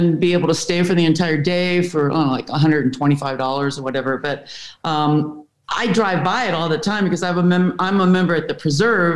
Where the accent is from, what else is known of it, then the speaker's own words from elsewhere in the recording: East Coast, United States; moved away as an adult; also born or lived in Reno / Monterey Peninsula; now in Carmel Valley, United States; I grew up on the East Coast